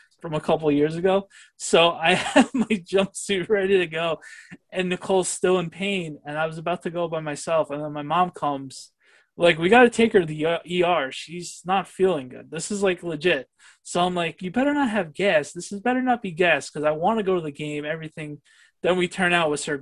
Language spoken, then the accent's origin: English; New York, United States; growing up in New York